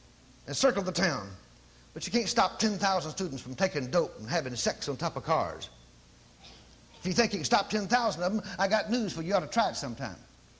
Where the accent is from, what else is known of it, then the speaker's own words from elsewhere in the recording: Cleveland, Tennessee, United States; I'm from Cleveland, Tennessee